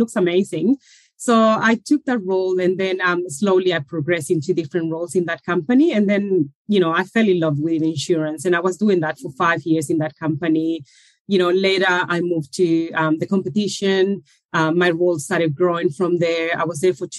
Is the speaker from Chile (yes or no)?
yes; Chile; moved away as an adult; now in Australia; I moved from Chile. That's where originally I'm from, around 20 years ago